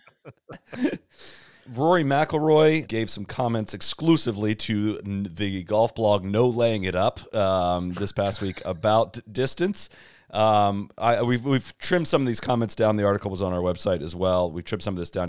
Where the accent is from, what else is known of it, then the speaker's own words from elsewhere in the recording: Ohio, United States; moved away; I was from Ohio